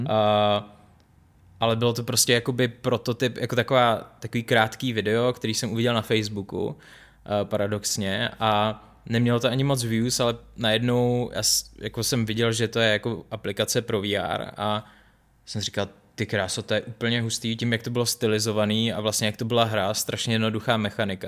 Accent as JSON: {"language": "Czech", "country": "Czechia", "also_born_or_lived": "Los Angeles, United States", "moved": "as an adult", "said": "jako Čech"}